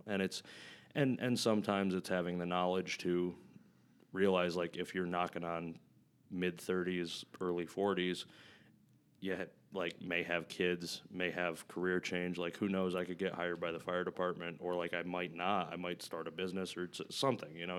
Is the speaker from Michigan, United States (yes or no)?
yes; Flint, Michigan, United States; I grew up in Flint, Michigan